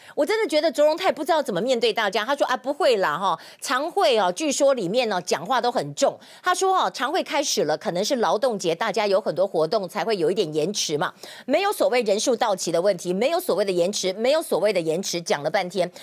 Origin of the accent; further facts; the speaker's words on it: Taiwan; 我们台湾人